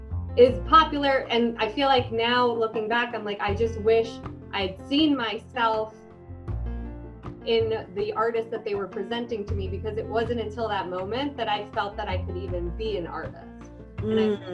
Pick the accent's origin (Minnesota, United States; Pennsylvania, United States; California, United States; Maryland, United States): Maryland, United States; also born or lived in Puerto Rico; I was born in Puerto Rico, but I grew up in Maryland, and my school where I went was mostly white.